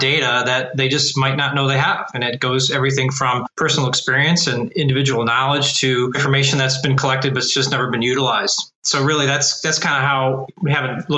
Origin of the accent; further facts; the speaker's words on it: Cleveland, Ohio, United States; I've been born and raised in Cleveland, Ohio